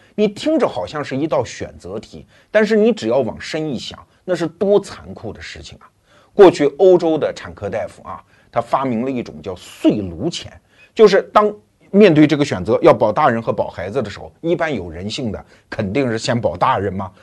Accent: China

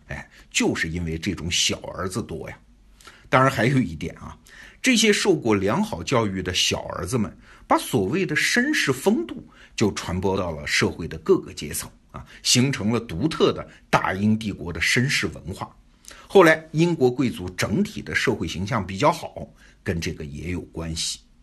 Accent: China; 我们中国人

